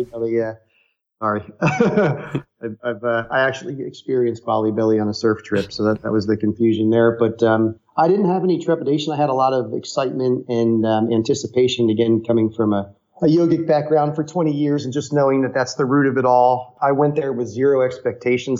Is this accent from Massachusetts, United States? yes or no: no; outside of New York City, United States; growing up outside of New York City